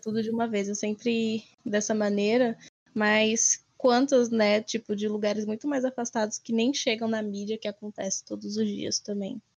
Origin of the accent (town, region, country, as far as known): Brazil